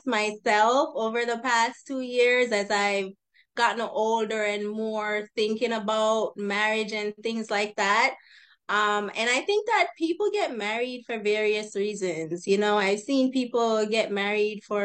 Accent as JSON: {"language": "English", "country": "Jamaica", "moved": "yes", "lives_now": "Los Angeles, United States", "said": "I'm from Jamaica originally, but I currently live in the Los Angeles area."}